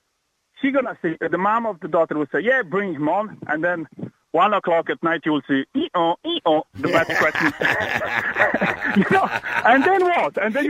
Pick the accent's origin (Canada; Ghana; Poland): Poland; now in Ireland; I'm Polish.